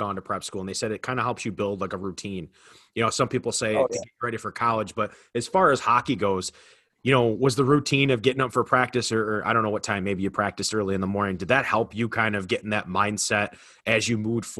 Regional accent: Rochester, New York, United States; moved away; I'm from Rochester, New York, right down the 90 there

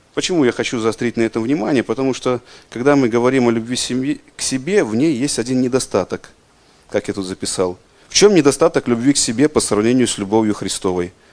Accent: Belarus; мы, белорусы

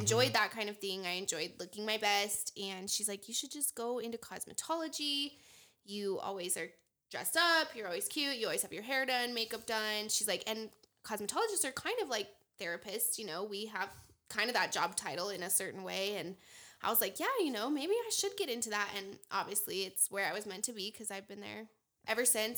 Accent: Casper, Wyoming, United States; I'm from Casper, Wyoming. I grew up here.

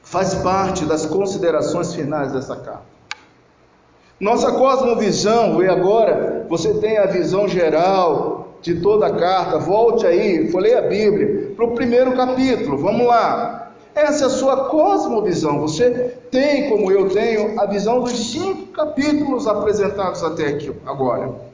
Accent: Petrópolis, Rio de Janeiro, Brazil; moved away; also born or lived in Lago Azul; Lá na minha cidade mesmo, lá em Petrópolis

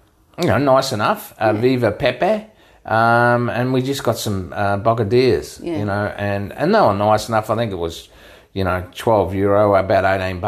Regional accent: Queensland, Australia; We're from Queensland.

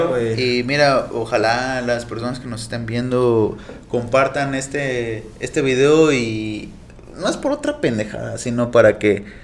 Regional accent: Mexico; como mexicanos siempre sufrimos

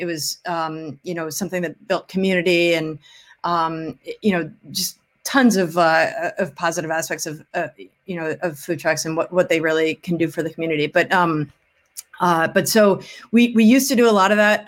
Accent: Wilmette, Illinois, United States; moved away as an adult; also born or lived in New Orleans; now in Chicago, United States; I'm from Wilmette, um, uh, in the suburbs of Chicago

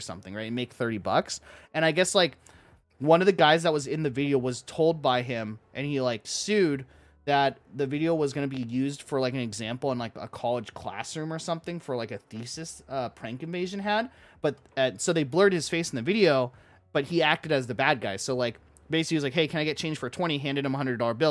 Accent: Orange County, California, United States; I'm from Orange County

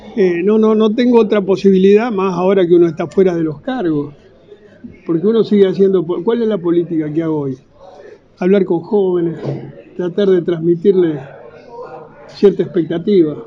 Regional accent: Argentina; yo nací, me crié y peleé en la Argentina y si Dios quiere moriré acá

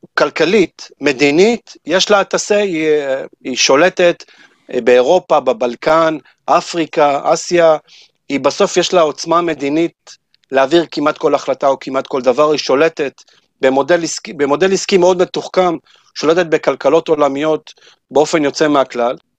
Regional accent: Israel; כשאתה אומר שאתה מישראל

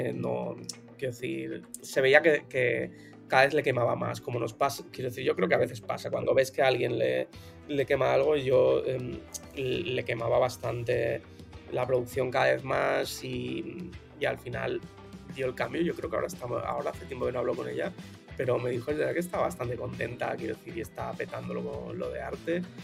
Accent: Barcelona, Catalonia, Spain; soy de Barcelona de toda la vida, de ¿eh? 34 años de aquí en Barcelona

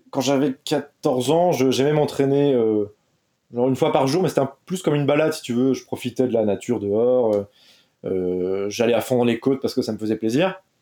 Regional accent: Brittany, France; je suis triathlète, j'ai 27 ans l'âge des rockstars. Non, c'est l'âge des rockstars au il donc on va pas parler. Je suis breton, connu pour être euh, breton dans le monde du triathlon.

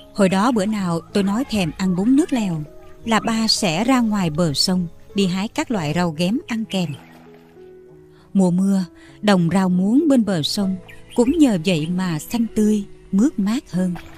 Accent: Mekong Delta, Vietnam; là người con sinh ra và lớn lên ở miền Tây

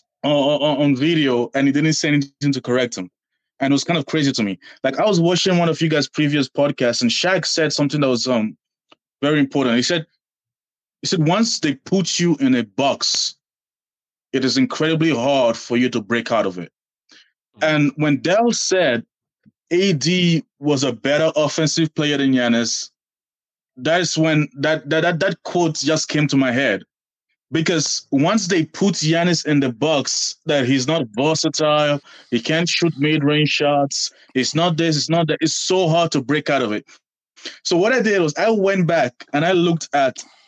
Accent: Nigeria; now in Boston, United States; I'm a Bucks fan because I'm Nigerian

